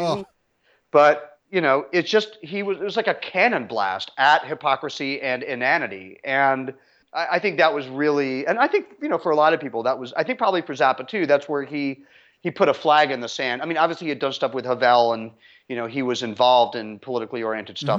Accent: London, United Kingdom; I was born in London at the height of the British music scene in the mid-sixties

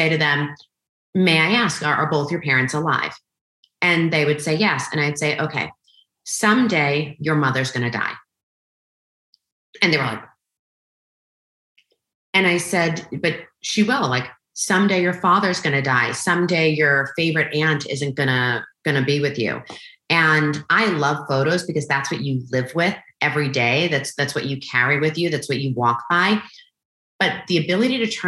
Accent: New York, United States; I'm Italian, I'm from New York

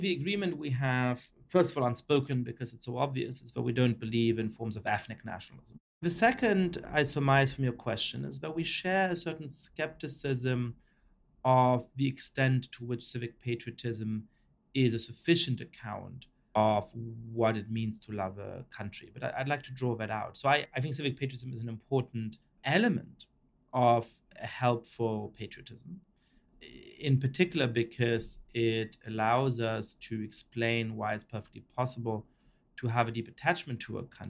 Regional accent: Germany; also born or lived in Poland / Italy / France / United Kingdom; now in United States; I was raised in Germany

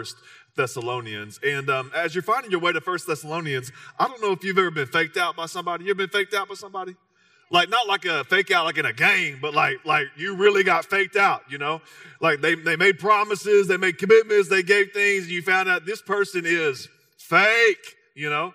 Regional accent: Texas, United States; I'm from Texas, so you can carry a little Spanish.

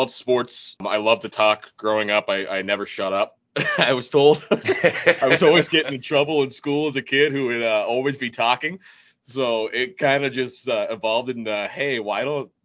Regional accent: Los Angeles, California, United States; now in Austin, United States; I'm originally from Los Angeles, California

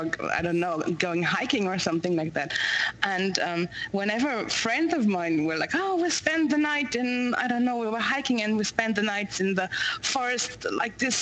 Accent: Berlin, Germany; I grew up in Berlin

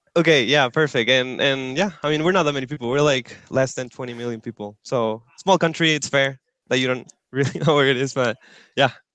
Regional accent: Antofagasta, Chile; moved away as an adult; now in Santiago, Chile; I'm originally from the north of Chile. I live there, a city called Antofagasta. Uh, I lived there all through high school, and then I moved to Santiago.

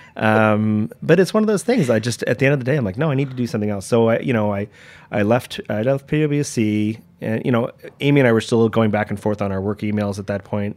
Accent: Toronto, Ontario, Canada; moved away as an adult; now in New York, United States; I was born in, yeah, I was born in Toronto and, uh, you know, great upbringing

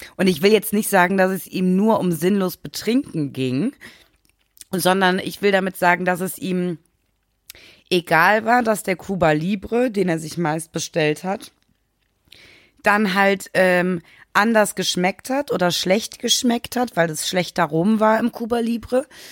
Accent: Germany; bei uns in Deutschland

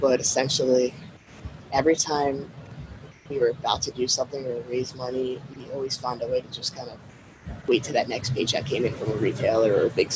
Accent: Connecticut, United States; moved away as an adult; now in Miami, United States; we grew up in Connecticut and it's super cold in there

